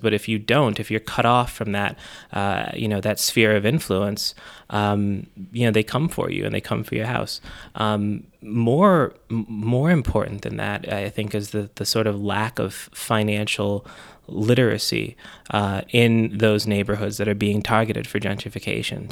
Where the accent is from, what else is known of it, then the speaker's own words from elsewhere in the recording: Buffalo, New York, United States; I was born on Northumberland Avenue, and that I was raised in University Heights